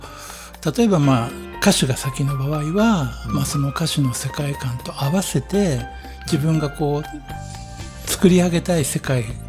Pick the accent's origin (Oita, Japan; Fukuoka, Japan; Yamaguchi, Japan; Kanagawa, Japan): Kanagawa, Japan; Yokohama; also born or lived in Setagaya, Tokyo; 僕横浜出身